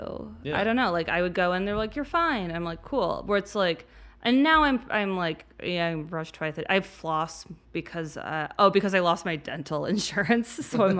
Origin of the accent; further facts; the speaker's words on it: Midwest, United States; we're from the Midwest